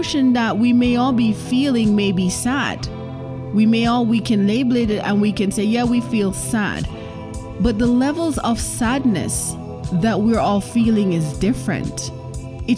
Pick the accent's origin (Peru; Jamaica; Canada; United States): Jamaica; first language Jamaican Patois; I am Jamaican, and they have a lot of Jamaican patois saying. So I am going to be saying this in my native tongue